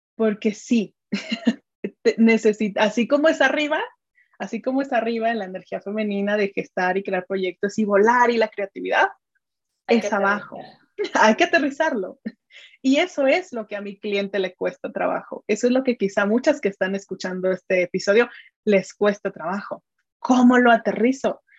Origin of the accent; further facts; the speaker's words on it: Mexico; soy mexicana, tengo 33 años